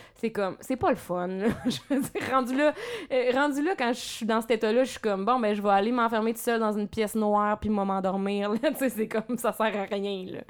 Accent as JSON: {"language": "French", "area": "Abitibi", "region": "Quebec", "country": "Canada", "moved": "as an adult", "lives_now": "Montreal, Canada", "said": "je viens de l'Abitibi"}